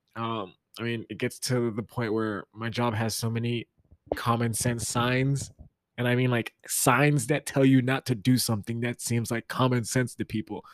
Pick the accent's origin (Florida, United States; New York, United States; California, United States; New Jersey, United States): Florida, United States; also born or lived in the South; now in Midwest, United States; I'm from Florida